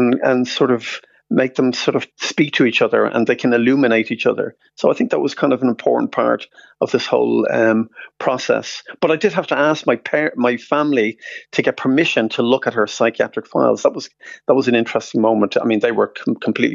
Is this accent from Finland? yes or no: no; Dublin, Leinster, Ireland; now in London, United Kingdom; we're both from Finglas.